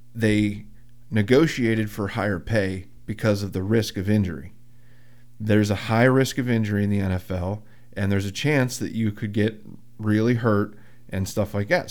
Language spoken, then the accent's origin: English; Muncy, Pennsylvania, United States; I'm from Muncie. Where's Muncie? Outside of Williamsport.